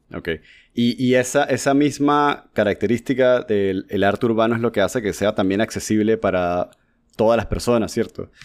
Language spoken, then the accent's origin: Spanish; Panama; Yo soy panameño, tengo 36 años